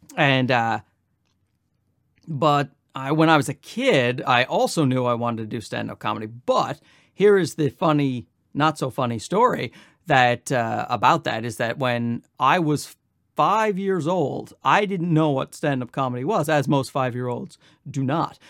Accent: Newfoundland and Labrador, Canada; moved away as an adult; also born or lived in Ottawa / Los Angeles; now in Toronto, Canada; I'm from uh, Newfoundland. I'm born and raised in Newfoundland. I stayed there for 24 years

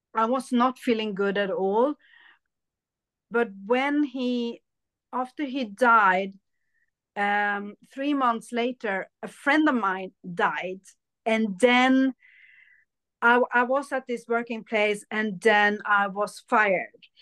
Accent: Sweden; also born or lived in India; I was born in India, but I was adopted to Sweden

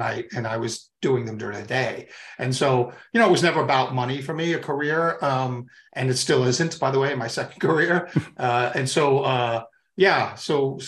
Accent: Long Island, New York, United States; also born or lived in Atlanta / Tampa; I was born and raised in New York

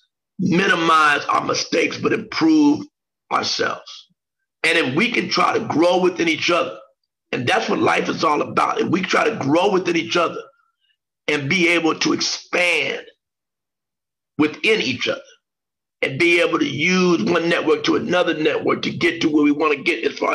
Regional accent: Xenia, Ohio, United States; where John and I grew up in Xenia, Ohio

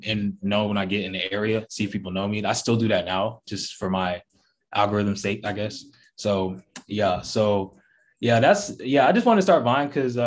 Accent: Atlanta, Georgia, United States; I'm from Atlanta, born and raised

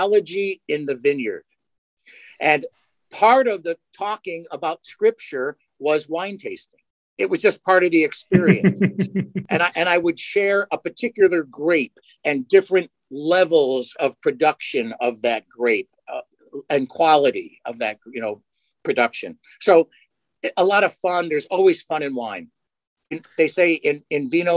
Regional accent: Connecticut, United States; moved away as an adult; now in Syracuse, United States; being born and raised in Connecticut

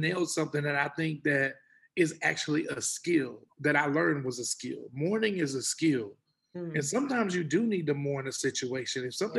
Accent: Texas, United States; And my cousins used to tease me, you know, all the time, because we're from Texas. And I was like a country boy.

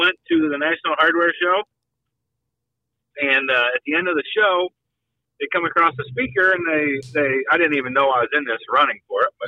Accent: Hicksville, Ohio, United States; I'm from Hicksville my whole life. I graduated high school in 1997.

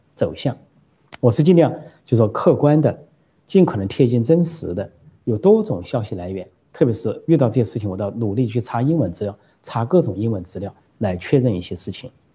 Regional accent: Sichuan, China; moved away; also born or lived in Shanghai / Guangzhou; 我是四川人，回家四川话

